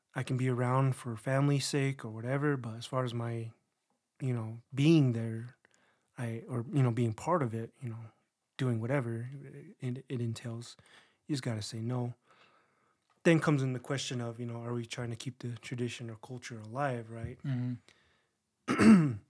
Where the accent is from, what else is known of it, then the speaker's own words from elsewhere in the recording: San Juan Pueblo, New Mexico, United States; moved away as an adult; also born or lived in Las Vegas, Nevada / Navajo Nation; I was born in Las Vegas, Nevada. Born in sin, you know. and then um, when I was about ten or eleven, we moved to San Juan Pueblo, and I was there till I was uh, around eighteen